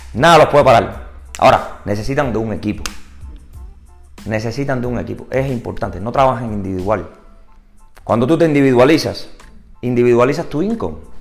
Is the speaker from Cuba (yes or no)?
yes; Cuba; also born or lived in St. Petersburg, Florida; now in Tampa, United States; yo soy cubano